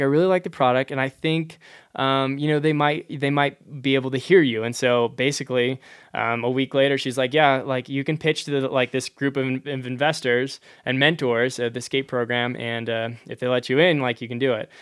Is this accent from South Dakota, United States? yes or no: no; Hazelhurst, Wisconsin, United States; moved away as an adult; also born or lived in New Hampshire; now in Durango, United States; I grew up in rural Wisconsin, uh, in a town called Hazelhurst